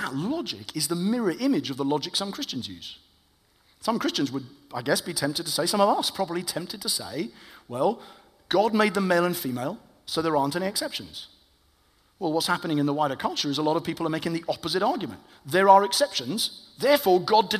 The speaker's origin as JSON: {"language": "English", "country": "United Kingdom", "said": "I am white British"}